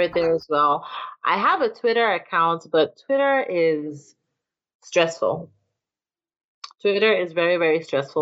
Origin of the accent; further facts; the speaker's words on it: Nigeria; now in Atlanta, United States; I'm Nigerian and I live in Atlanta